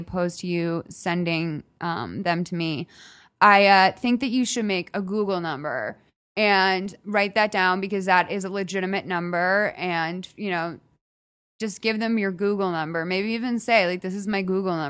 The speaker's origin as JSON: {"language": "English", "region": "Midwest", "country": "United States", "moved": "yes", "lives_now": "Los Angeles, United States", "said": "I'm from the Midwest."}